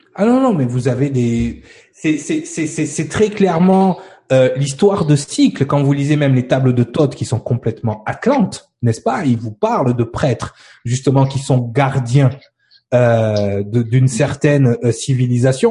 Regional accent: France; nous en tant que Français et Européens

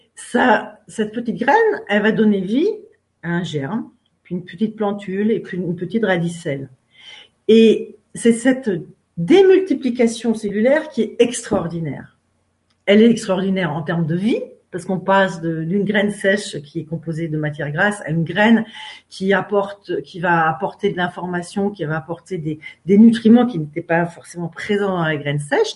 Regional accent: Finistère, Brittany, France; Je suis française et je suis même finistérienne. Et c'est important pour moi d'en parler parce que c'est un peu parce que je suis née dans le Finistère, face à Ouessant et à Molène

